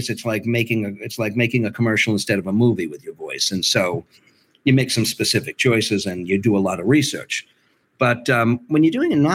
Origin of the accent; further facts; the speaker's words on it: Liverpool, North West England, United Kingdom; Cockney. I'm Liverpudlian.